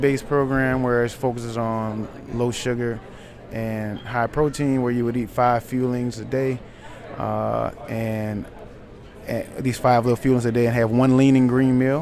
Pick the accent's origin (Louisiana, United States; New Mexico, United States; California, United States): Louisiana, United States; New Orleans; Right here in New Orleans, Louisiana, out of the 7 Ward, right here